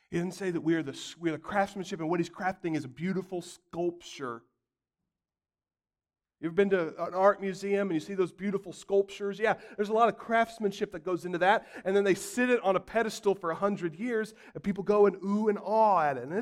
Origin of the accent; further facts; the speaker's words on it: Arkansas, United States; Of course, I'm, of course I'm a Christian. I'm from Arkansas.